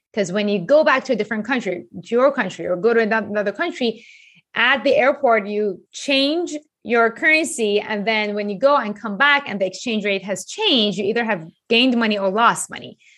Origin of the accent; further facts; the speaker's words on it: Iran; moved away as an adult; also born or lived in Japan / New York; I grew up in Iran